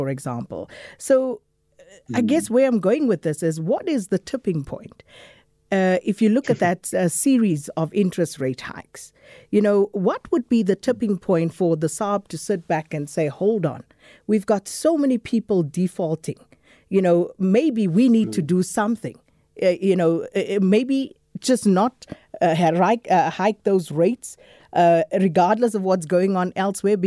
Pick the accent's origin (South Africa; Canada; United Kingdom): South Africa; us as South African consumers